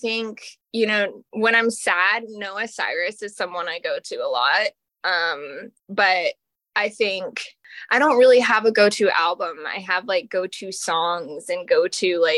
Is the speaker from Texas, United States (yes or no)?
yes; Austin, Texas, United States; I'm from Austin, Texas